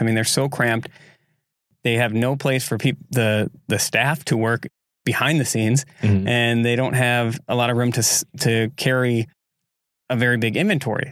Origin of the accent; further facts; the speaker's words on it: Egg Harbor, Wisconsin, United States; I grew up in Egg Harbor